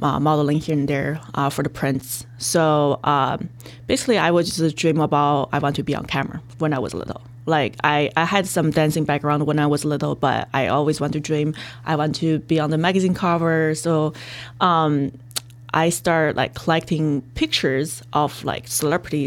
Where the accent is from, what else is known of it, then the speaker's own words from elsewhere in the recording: China; moved away; my dad just, you know, flew to China, like where my mom lived, which is like a little far from my hometown, where I lived too